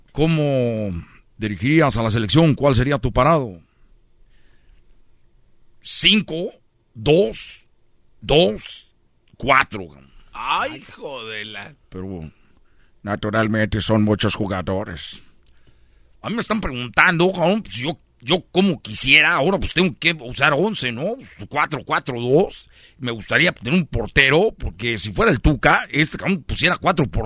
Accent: Nezahualcóyotl, State of Mexico, Mexico; also born or lived in Tepito; además yo soy un mexicano de Tepito, de, yo soy de, de Nesa, y tú eres de Brasil

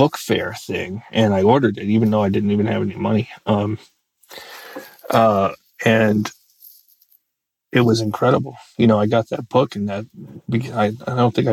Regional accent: United States; also born or lived in Virginia; I grew up in Maryland and Virginia

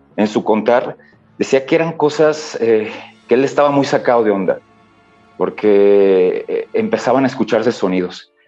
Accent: Michoacán, Mexico; yo soy de Michoacán

